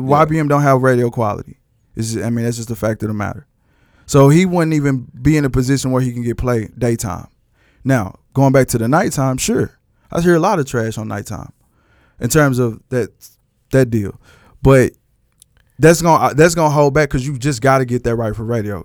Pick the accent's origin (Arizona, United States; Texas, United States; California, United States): Texas, United States; I'm from Texas.